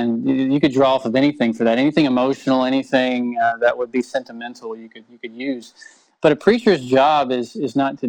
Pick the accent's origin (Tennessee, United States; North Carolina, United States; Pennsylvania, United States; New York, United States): Tennessee, United States; now in Chilliwack, Canada; I'm from Tennessee, which is a long way away from here.